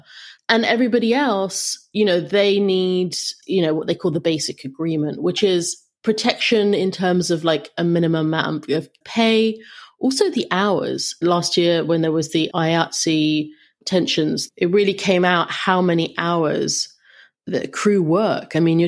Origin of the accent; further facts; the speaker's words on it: London, United Kingdom; now in Los Angeles, United States; I came to LA from London, and it was surprising to me.